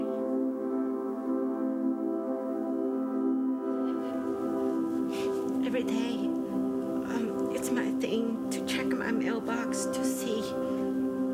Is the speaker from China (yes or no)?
yes; China; English is a second language; moved away as an adult; now in United States; I came from China many years ago. I came as an international student.